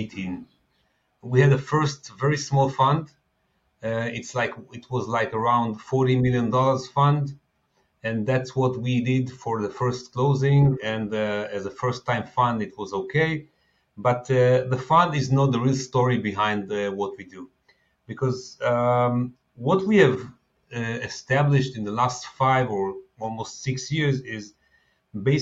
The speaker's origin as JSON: {"language": "English", "town": "Tel Aviv", "region": "Tel Aviv District", "country": "Israel", "tie": "born or raised there", "said": "I'm based in Tel Aviv. I was born in Tel Aviv"}